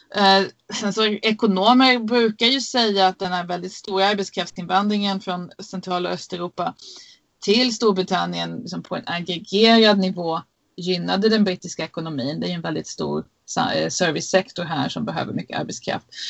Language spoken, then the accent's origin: Swedish; Sweden; now in United Kingdom; vi svenska journalister